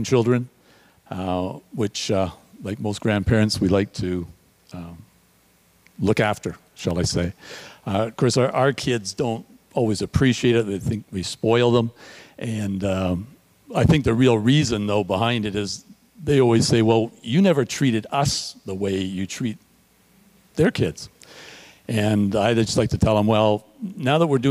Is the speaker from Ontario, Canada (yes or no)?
yes; Toronto, Ontario, Canada; moved away as an adult; also born or lived in Red Deer, Alberta / Vancouver / California / Newmarket area; now in Greater Toronto Area, Canada; I grew up in Toronto